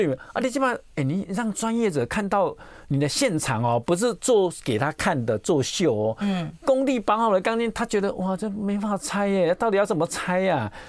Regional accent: Taiwan; 所以我想说，这几个就是我们台湾地区，呃，近几年要特别注意的地方

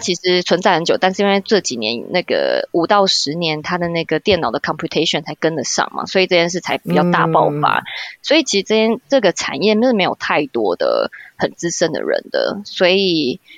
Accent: Taiwan; moved away as an adult; now in Brussels, Belgium; 我其实就是也是在台湾读书啊长大，然后先工作

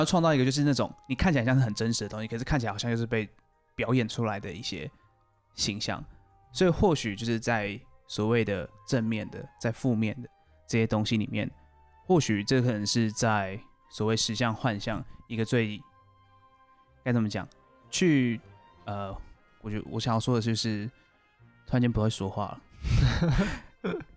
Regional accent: Taiwan; 然后这是我们台湾类似方言啊

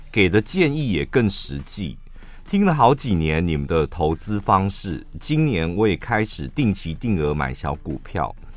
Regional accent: central Taiwan, Taiwan; 我们中部人

